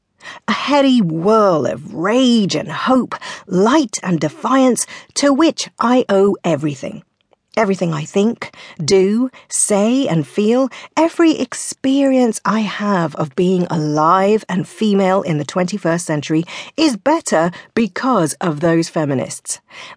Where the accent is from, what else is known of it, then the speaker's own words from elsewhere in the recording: South West England, United Kingdom; I grew up in Devon in the 70s and 80s, in an environment you'd probably describe as provincial and the teeniest bit insular, and certainly not as a hotbed of feminist activity.